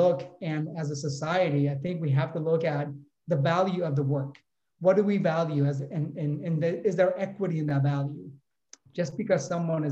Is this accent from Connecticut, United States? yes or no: no; Oakland, California, United States; my hometown from Oakland, California